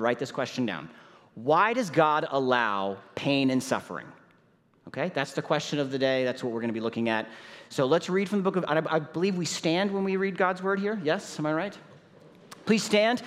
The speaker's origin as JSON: {"language": "English", "town": "St. Louis", "region": "Missouri", "country": "United States", "said": "My wife Nicole is here with me, and we're from St. Louis, Missouri"}